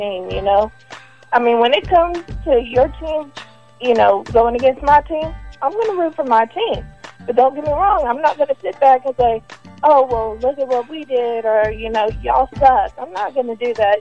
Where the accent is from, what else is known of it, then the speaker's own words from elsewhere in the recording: Texas, United States; I am a Texan